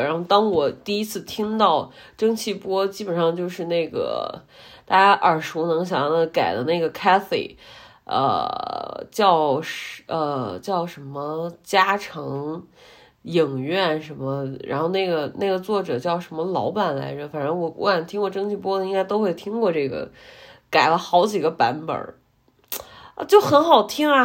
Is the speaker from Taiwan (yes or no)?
no; Henan, China; 作为一个河南人